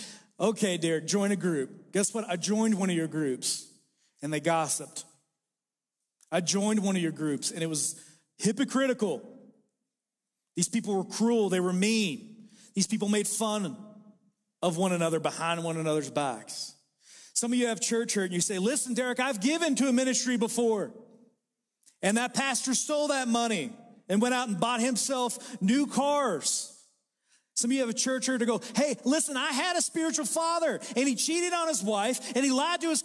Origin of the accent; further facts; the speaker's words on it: Sulphur, Kentucky, United States; I was raised in a place called Sulphur, Kentucky.